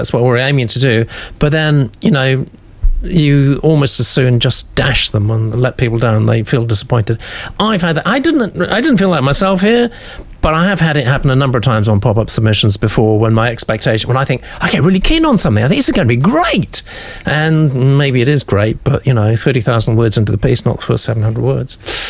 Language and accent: English; United States; now in London, United Kingdom; Where I've lived since 1990 with my South African wife. I am American.